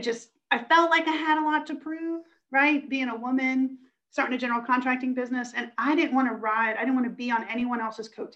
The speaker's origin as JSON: {"language": "English", "region": "Western Pennsylvania", "country": "United States", "tie": "born or raised there", "moved": "yes", "said": "I grew up in Western Pennsylvania."}